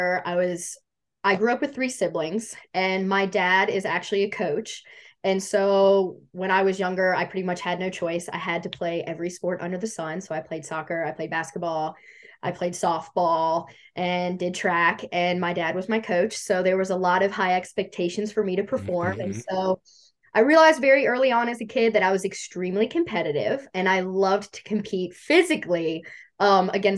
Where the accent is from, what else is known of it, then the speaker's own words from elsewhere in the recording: Bridgewater, Virginia, United States; now in Harrisonburg, United States; I am originally from Bridgewater, Virginia. I'm obviously in Harrisonburg now, which is like 25 minutes up the road